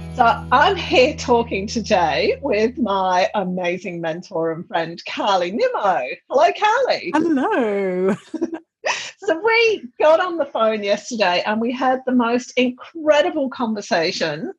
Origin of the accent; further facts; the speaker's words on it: England, United Kingdom; I'm from England